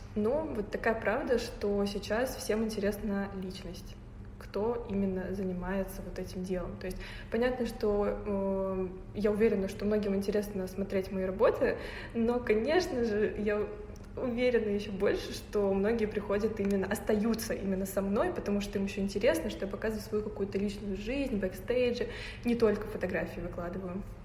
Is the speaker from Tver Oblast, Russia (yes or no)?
no; Naberezhnye Chelny, Tatarstan, Russia; now in Moscow, Russia; я из эм, региона, так сказать, республики Татарстан, э, город Набережной Челны